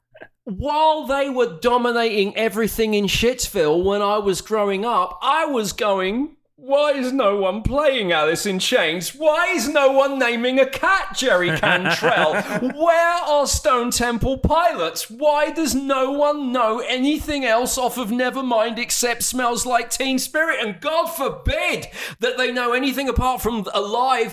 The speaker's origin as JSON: {"language": "English", "country": "United Kingdom", "moved": "yes", "lives_now": "United States", "said": "As a Brit who lives in America"}